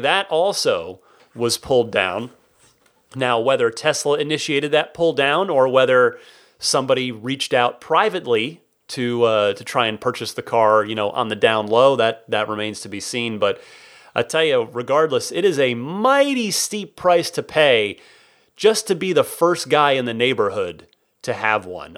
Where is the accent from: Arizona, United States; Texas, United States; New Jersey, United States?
Arizona, United States; Phoenix; now in San Francisco, United States; I grew up mostly in the Phoenix Valley